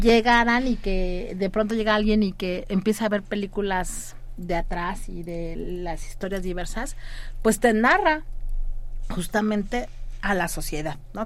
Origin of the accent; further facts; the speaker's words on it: Mexico; como mexicanos y mexicanas